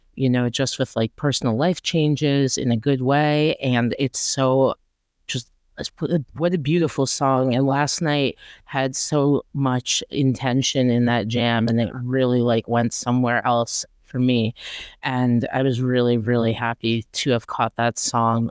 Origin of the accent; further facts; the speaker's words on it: Rochester, New York, United States; my hometown, Rochester